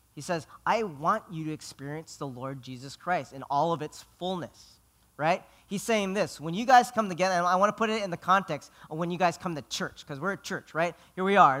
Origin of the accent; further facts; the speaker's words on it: Philippines; I'm Filipino.